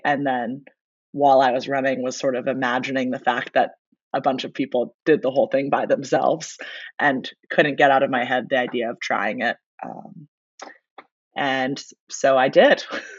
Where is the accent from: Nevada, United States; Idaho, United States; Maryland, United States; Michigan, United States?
Maryland, United States; Baltimore; moved away as an adult; also born or lived in Virginia; now in New Orleans, United States; I grew up in Baltimore. And then went to University of Virginia. I played club lacrosse there and started running marathons in college. And then moved down to New Orleans after college